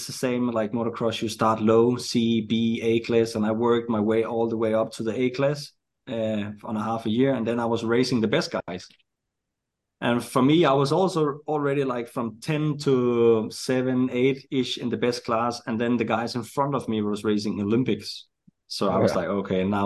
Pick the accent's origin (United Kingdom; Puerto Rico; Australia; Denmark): Denmark; also born or lived in United States